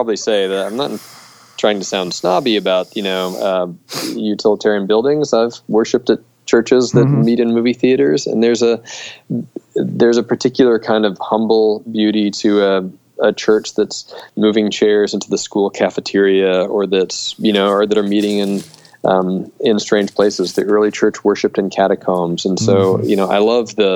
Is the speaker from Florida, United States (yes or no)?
yes; Melbourne, Florida, United States; also born or lived in St Andrews; my hometown of Melbourne, Florida